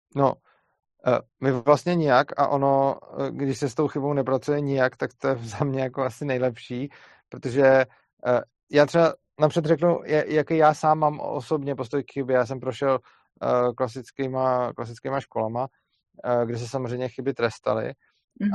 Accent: Bohemia, Czechia; u nás v Čechách

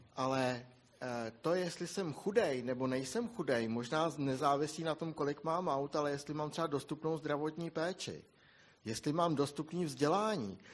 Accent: Bohemia, Czechia; my jsme u nás v Čechách zvyklí

